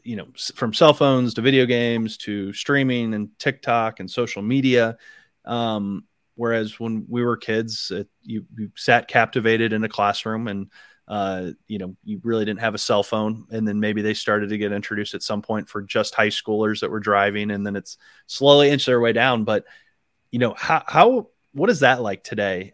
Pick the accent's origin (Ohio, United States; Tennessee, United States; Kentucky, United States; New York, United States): Ohio, United States; Akron; moved away; I'm from the Akron area